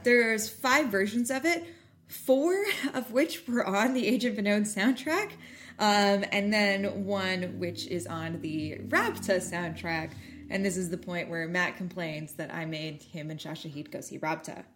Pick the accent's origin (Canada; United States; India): Canada; as a Canadian